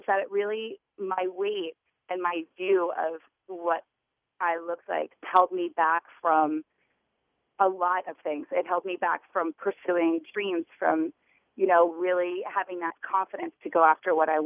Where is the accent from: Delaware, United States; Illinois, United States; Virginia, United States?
Delaware, United States; Wilmington; moved away as an adult; now in New York, United States; I grew up in Wilmington, Delaware